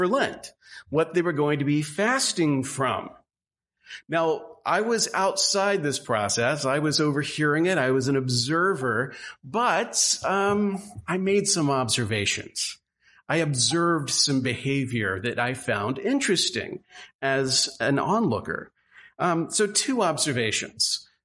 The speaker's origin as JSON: {"language": "English", "region": "Southwest Louisiana", "country": "United States", "tie": "born or raised there", "moved": "yes", "said": "a child growing up in Southwest Louisiana, which is a little bit different from the region that we find ourselves in now"}